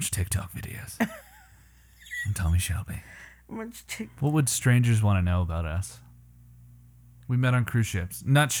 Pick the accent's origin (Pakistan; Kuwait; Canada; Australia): Canada; moved away as an adult; now in United States; I'm from Canada.